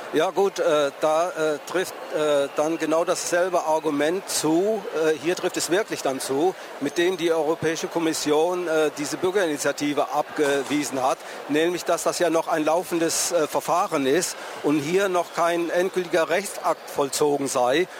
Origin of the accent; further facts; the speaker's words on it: near Tübingen, Baden-Württemberg, Germany; ich bin aus der Nähe von Tübingen zu Hause